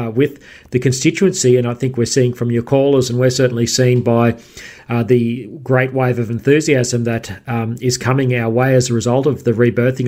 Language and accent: English; Queensland, Australia; my home state of Queensland